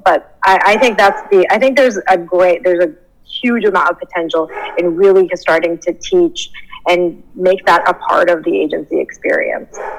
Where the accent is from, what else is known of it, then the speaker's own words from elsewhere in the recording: Canada; moved away as an adult; also born or lived in Southern California; I'm Canadian. So I guess the story begins as a Canadian transport in Southern California